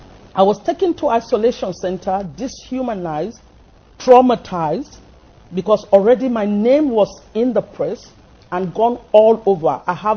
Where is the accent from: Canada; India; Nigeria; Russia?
Nigeria; now in England, United Kingdom